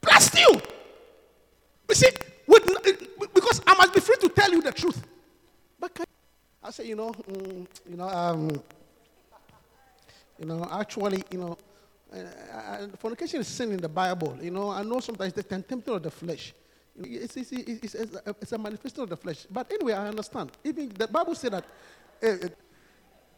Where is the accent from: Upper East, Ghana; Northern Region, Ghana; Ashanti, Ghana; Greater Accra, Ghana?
Ashanti, Ghana; Obuasi; the Pentecost church in my hometown of Obuasi